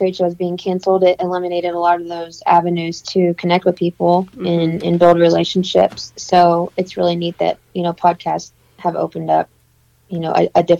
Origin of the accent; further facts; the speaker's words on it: Texas, United States; I'm originally from Central Texas, and I guess probably in middle school, end of middle school, I decided I was ready to get behind the weapon